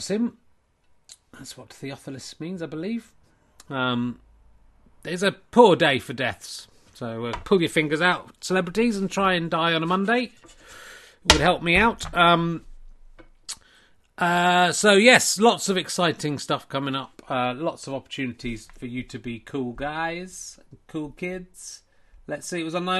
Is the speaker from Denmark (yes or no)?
no; Yorkshire and the Humber, United Kingdom; I'm from Yorkshire.